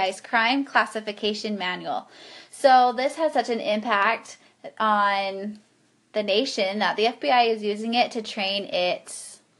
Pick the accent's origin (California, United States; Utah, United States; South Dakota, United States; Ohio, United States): Utah, United States; Ogden; growing up in Ogden and knowing some Nesbitts and knowing the area, and just that something this horrific happened in our hometown